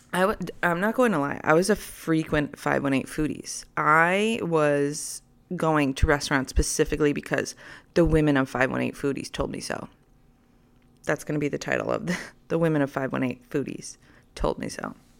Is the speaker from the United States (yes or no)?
yes; United States; I'm American